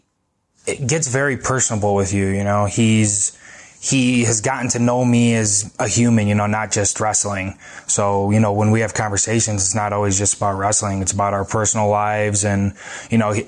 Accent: United States; growing up in America

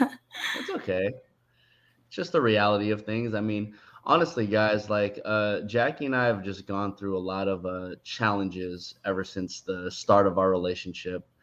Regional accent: San Francisco, California, United States; also born or lived in Daly City; I'm from San Francisco, but my parents' current house is in Daly City

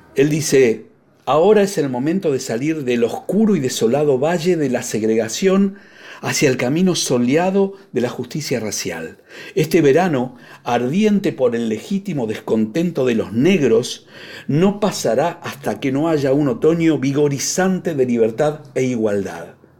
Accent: Buenos Aires, Argentina; cuando era chico, en mi barrio, en Villaluro

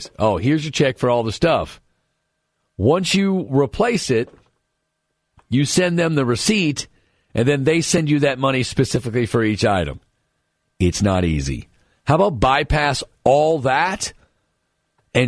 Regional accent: Louisville, Kentucky, United States; one of the three or four things we were famous for in Louisville

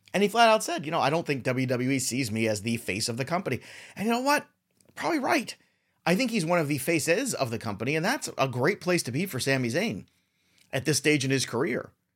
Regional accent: New York City, New York, United States; I'm from Brooklyn

